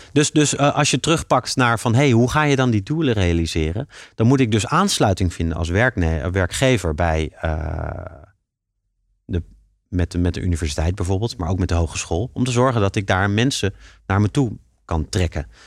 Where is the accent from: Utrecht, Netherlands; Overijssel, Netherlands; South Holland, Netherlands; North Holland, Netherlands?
South Holland, Netherlands; Leiden; Ik ben een Leidse jongen en ik vind het heel fijn om in Leiden, eh, eh, mijn bedrijf op te zetten